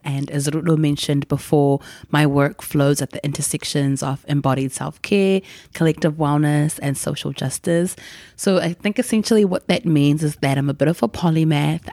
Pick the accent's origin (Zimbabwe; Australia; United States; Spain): Zimbabwe; Gutu, Masvingo; moved away; we grew up in Gutu, going to the village where her people were from